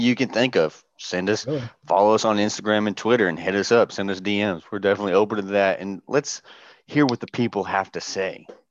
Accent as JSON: {"language": "English", "region": "Southern Indiana", "country": "United States", "tie": "born or raised there", "also_born_or_lived": "Louisville, Kentucky / Great Lakes, Illinois / Bahrain", "moved": "as an adult", "lives_now": "Norfolk, United States", "said": "I was born in Louisville, Kentucky, and then moved to Southern Indiana uh, a couple years later, where I was raised"}